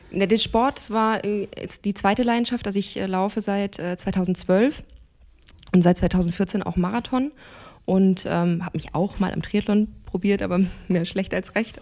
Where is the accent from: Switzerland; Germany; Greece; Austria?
Germany; Hamburg; ich komme aus Hamburg, bin 30 Jahre alt